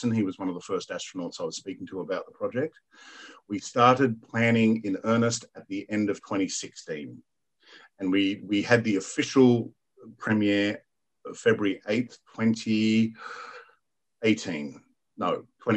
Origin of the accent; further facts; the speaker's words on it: New South Wales, Australia; New South Wales, Australia. And I'm like, my home state